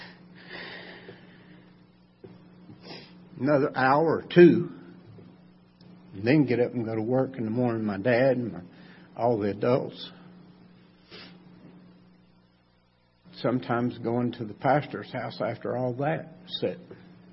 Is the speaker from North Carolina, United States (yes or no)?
yes; Macon County, North Carolina, United States; I was raised right here in Macon County.